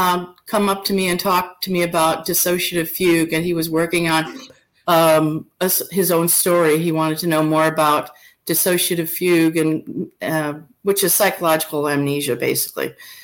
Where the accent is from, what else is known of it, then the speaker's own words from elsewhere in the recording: Minnesota, United States; I was up in Minnesota, which is my home state